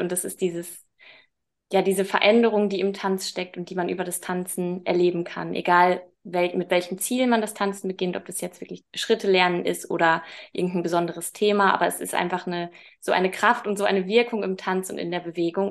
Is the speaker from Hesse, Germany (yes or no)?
no; Münster, North Rhine-Westphalia, Germany; now in Hamburg, Germany; Eigentlich komme ich aus Münster